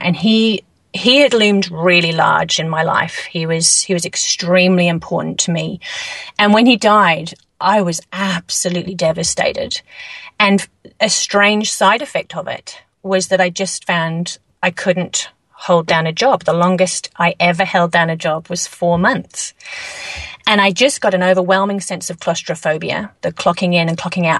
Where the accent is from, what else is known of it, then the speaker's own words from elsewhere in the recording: England, United Kingdom; moved away as an adult; now in New Zealand; moving to New Zealand, you know, originally I'm from England